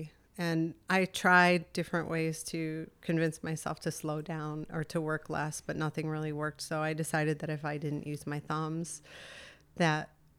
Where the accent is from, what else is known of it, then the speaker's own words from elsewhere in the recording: Endicott, New York, United States; I grew up in Endicott, New York.